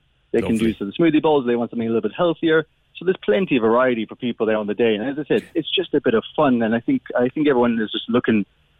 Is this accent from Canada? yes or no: no; Ireland; all the kind of retros that you wouldn't have normally got growing up in Ireland.